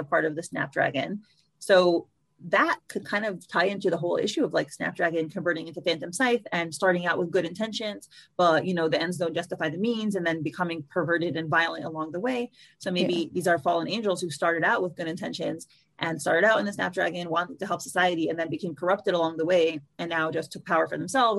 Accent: United States; as an American

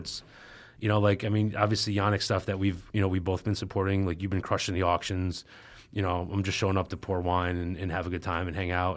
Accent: Albany, New York, United States; right outside of Albany

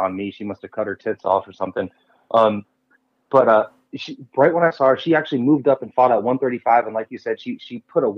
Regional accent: South Florida, United States; I grew up in South Florida

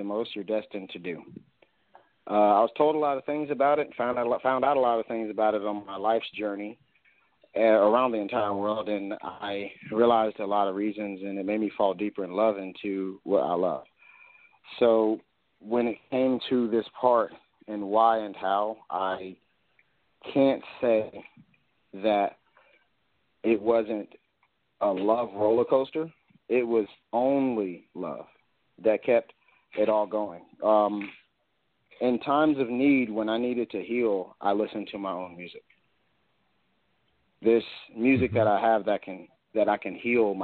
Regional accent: United States; I'm an American

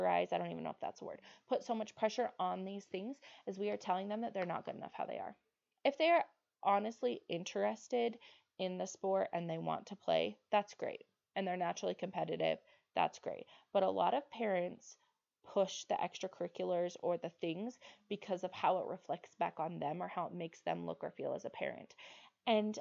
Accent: Utah, United States; I grew up in Utah and I've lived in Utah my whole life

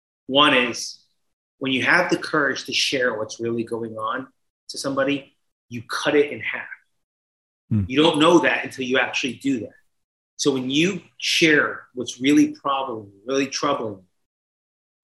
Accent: New Jersey, United States; I was a kid from Jersey in the early 80s

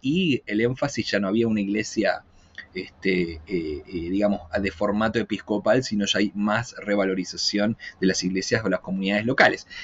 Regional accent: Argentina; moved away as an adult; now in Chile; soy argentino, pero vivo ya hace ocho años eh, en Chile

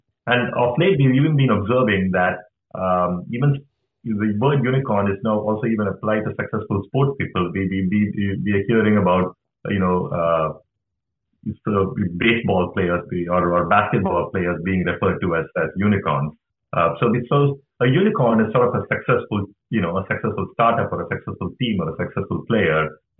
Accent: India; now in United States; because I came from India, I'm a big fan of cricket

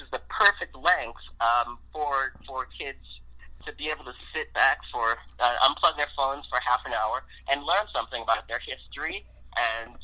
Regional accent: Baltimore, Maryland, United States; I'm from Baltimore, Maryland, so it was nice to be recognized in my hometown

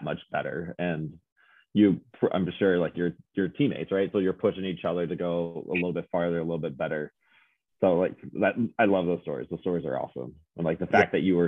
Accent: Nebraska, United States; I'm from Nebraska

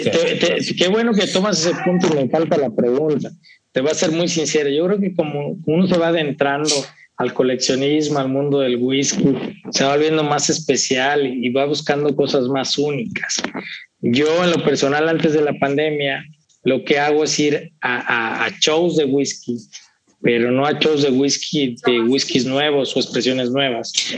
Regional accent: Mexico; yo como mexicano ingenuo

